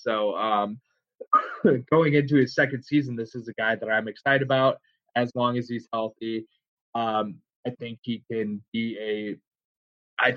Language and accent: English; Iowa, United States; He played in my home state, even though I'm a Hawkeye fan.